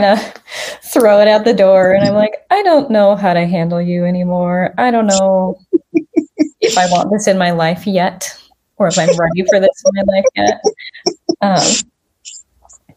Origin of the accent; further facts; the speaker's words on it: Spokane, Washington, United States; I was born and raised in Spokane